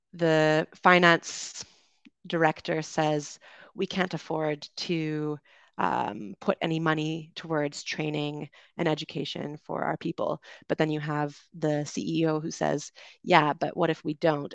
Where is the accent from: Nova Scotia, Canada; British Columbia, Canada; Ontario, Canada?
British Columbia, Canada; Vancouver Island; moved away as an adult; also born or lived in London, United Kingdom; I'm from Canada. I grew up on Vancouver Island, uh, went to university in Vancouver